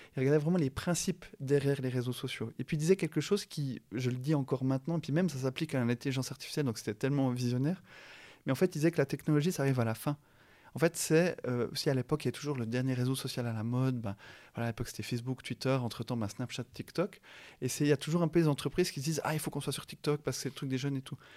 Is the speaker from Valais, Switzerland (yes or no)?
no; La Chaux-de-Fonds, Neuchâtel, Switzerland; moved away; also born or lived in Yverdon / Lausanne / Geneva; né à La Chaux-de-Fonds, je vis à Yverdon, euh, à Lausanne et à Genève. Donc il n'y a pas plus Suisse que moi